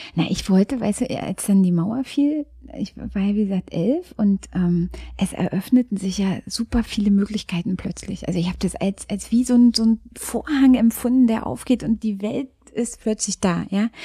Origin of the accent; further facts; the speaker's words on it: Frankfurt, Brandenburg, Germany; now in Berlin, Germany; Ich bin in Frankfurt-Oder geboren. Ich habe ähm, eine ostdeutsche Anfangsbiografie